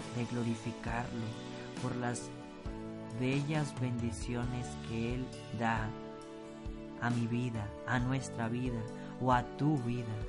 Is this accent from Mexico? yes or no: yes; Mexico; te lo pido como mexicano